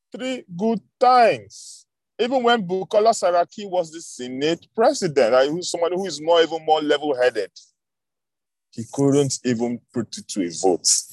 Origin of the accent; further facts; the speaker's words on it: the South, southern Nigeria, Nigeria; I'm from the South.